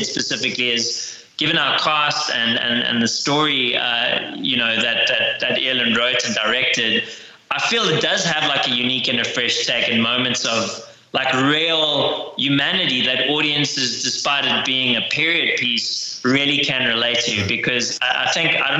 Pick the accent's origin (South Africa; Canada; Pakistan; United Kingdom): South Africa; moved away as an adult; now in United States; I'm from South Africa originally